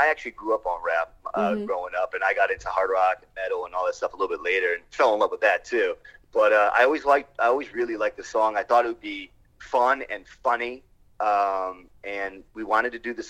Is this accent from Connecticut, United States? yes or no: yes; Connecticut, United States; moved away as an adult; now in California, United States; I'm originally from Connecticut